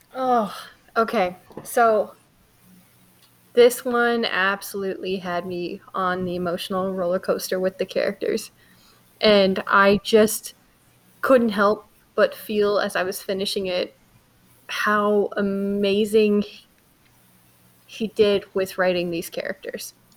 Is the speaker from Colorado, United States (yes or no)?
yes; Broomfield, Colorado, United States; my hometown of Broomfield, Colorado